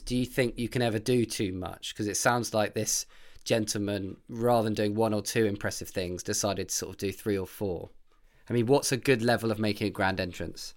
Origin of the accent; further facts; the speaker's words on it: United Kingdom; I am British